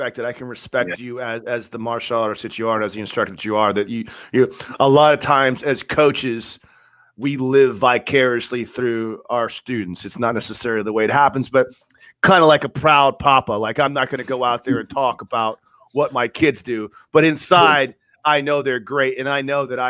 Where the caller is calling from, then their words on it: Tampa, Florida, United States; Well, I'm in Florida. I'm in Tampa, Florida, and Kevin is in New Jersey.